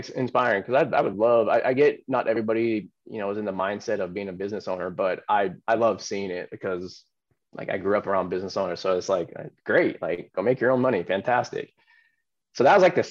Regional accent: Silicon Valley, California, United States; I grew up in Silicon Valley

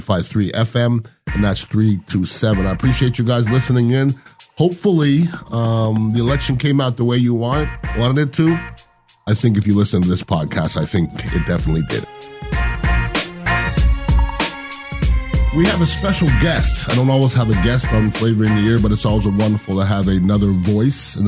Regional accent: Montreal, Quebec, Canada; moved away; also born or lived in Iowa / Indiana; I went to school in Iowa, then Indiana, and I'm from Montreal

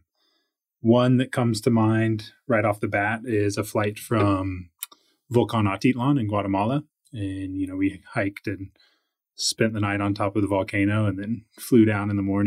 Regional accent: Boise, Idaho, United States; moved away as an adult; also born or lived in Salt Lake City, Utah; I grew up in Idaho. Okay. Grew up in Boise, and my dad moved around a little bit with the military.

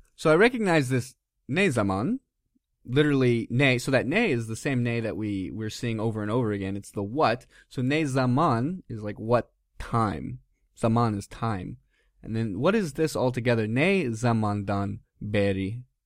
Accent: United States; now in Turkey; us Americans

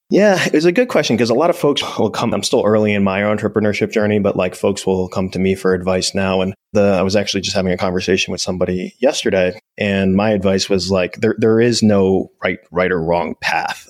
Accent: New Jersey, United States; we're both uh, New Jersey boys, so I, I grew up in the Jersey.

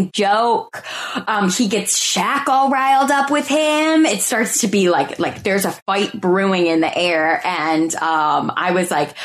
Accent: United States; as an American, I don't need a passport or anything to go there.

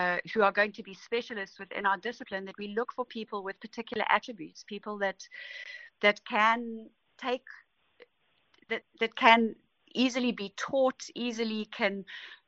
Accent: Pietermaritzburg, KwaZulu-Natal, South Africa; I grew up in Pietermaritzburg

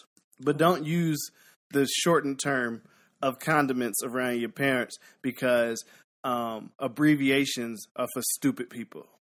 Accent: Philadelphia, Pennsylvania, United States; Well, I'm from Pennsylvania. Well

